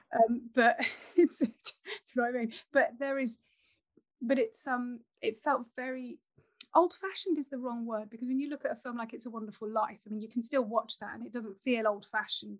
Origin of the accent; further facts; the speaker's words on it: Nottingham, East Midlands, United Kingdom; I grew up in Nottingham